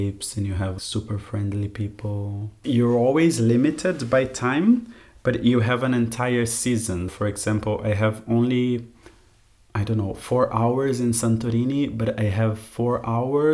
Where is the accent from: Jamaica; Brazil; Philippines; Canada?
Brazil; Curitiba, Paraná; moved away as an adult; I grew up in Curitiba, that's about like 100 kilometers from the coast